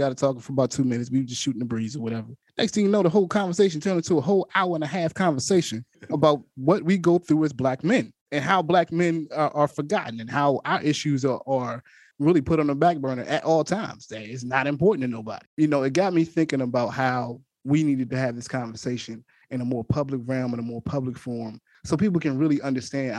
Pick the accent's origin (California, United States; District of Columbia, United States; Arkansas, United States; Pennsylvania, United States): District of Columbia, United States; Washington; moved away as an adult; my hometown, my stomping grounds, DC